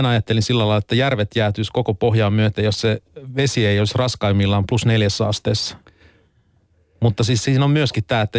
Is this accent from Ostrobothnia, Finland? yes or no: yes; Vaasa, Ostrobothnia, Finland; Mä tuun Vaasasta.